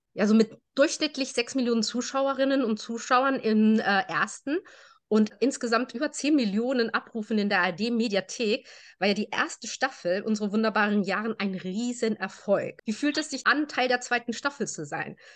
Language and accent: German; Germany; Meine Eltern sind aus Spanien. Äh, wir sind in Deutschland geboren